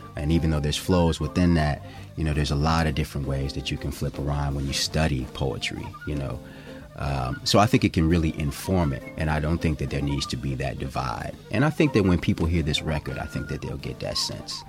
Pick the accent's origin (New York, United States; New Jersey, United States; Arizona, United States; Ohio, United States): Ohio, United States; Cleveland; now in Oakland, United States; I'm originally from Cleveland, Ohio